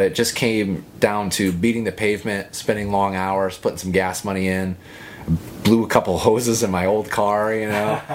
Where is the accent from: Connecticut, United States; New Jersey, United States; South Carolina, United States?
Connecticut, United States; it was a state I grew up in. I can talk Connecticut. So, you know, it's my home state